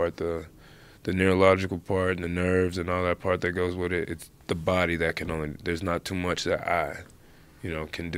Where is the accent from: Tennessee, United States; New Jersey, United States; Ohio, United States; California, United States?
Ohio, United States; Cincinnati; I'm from Cincinnati, grew up wrestling